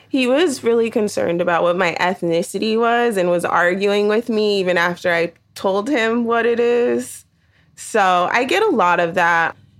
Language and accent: English; the Bay Area, California, United States; I'm thirty-three and I'm from California, the Bay Area to be specific.